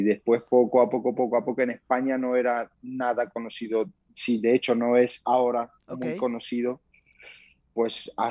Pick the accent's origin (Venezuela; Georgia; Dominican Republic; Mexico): Georgia; Spanish is a second language; also born or lived in Germany; now in Spain; Bueno, pues yo soy de origen de Georgia, mis padres son de origen de Georgia, nací en Alemania, entonces, mis comienzos en el deporte fueron en Georgia